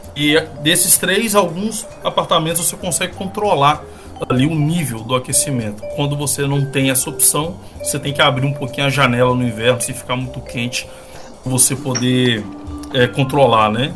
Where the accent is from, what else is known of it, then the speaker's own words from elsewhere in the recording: Governador Valadares, Minas Gerais, Brazil; now in Estonia; Eu sou de Governador Valadares